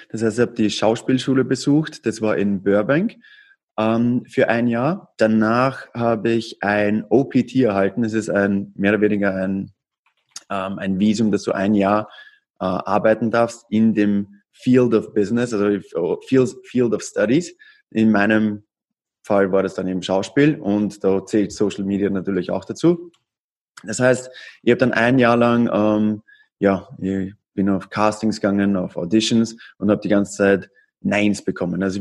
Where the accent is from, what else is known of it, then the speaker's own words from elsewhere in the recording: Austria; now in United States; Ich bin ursprünglich aus Österreich und bin 2014 nach Amerika ausgewandert.